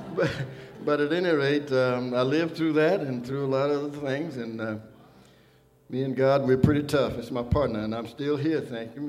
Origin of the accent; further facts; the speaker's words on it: Arkansas, United States; I was born in Arkansas